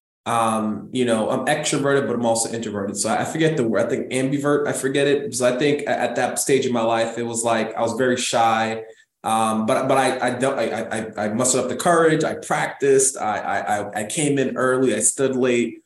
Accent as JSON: {"language": "English", "town": "New York City", "region": "New York", "country": "United States", "said": "I'm from the Bronx originally, Jamaican and Guyanese descent"}